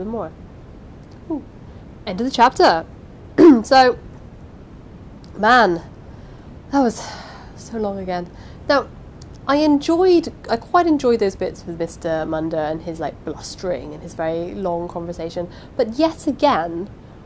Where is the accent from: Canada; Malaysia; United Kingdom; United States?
United Kingdom; England; I am English.